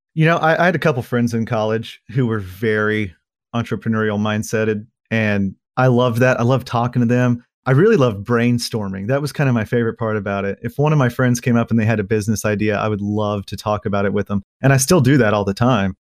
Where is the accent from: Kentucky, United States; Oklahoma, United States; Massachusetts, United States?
Oklahoma, United States; moved away as an adult; now in Fayetteville, United States; I was born here in Fayetteville, but I moved to a little beef cattle farm that my family owns just right over the border into Oklahoma when I was a young kid